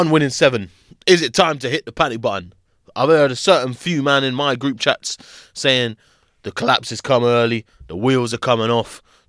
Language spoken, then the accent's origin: English; Plaistow, London, United Kingdom; I'm from Plaster.